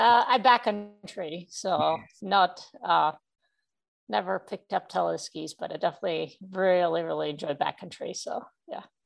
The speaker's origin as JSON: {"language": "English", "country": "Czechia", "tie": "born or raised there", "moved": "as an adult", "lives_now": "United States", "said": "I come from uh, Czech Republic"}